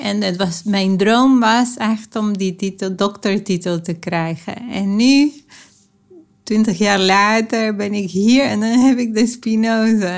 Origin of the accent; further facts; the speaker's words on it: Argentina; moved away; Ik ben opgegroeid in Argentinië